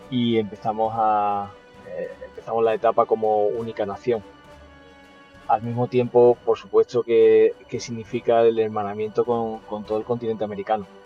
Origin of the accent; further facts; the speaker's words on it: Chile; also born or lived in Spain; soy chileno y español y soy coach de desarrollo personal y financiero.